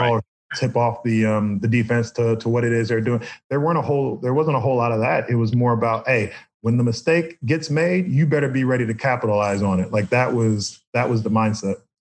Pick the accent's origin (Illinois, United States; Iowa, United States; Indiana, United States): Indiana, United States; Indianapolis; moved away as an adult; also born or lived in Boston / New York; now in Florida, United States; grew up in Indianapolis, went to Boston College, and then ended up in New York